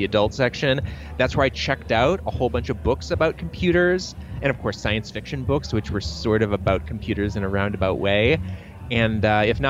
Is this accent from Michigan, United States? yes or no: yes; Troy, Michigan, United States; I grew up in Troy, Michigan, you know, one of the many sort of interchangeable suburbs around Detroit